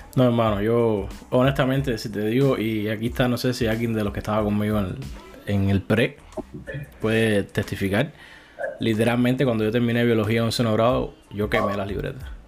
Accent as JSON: {"language": "Spanish", "country": "Cuba", "moved": "yes", "said": "todos somos cubanos"}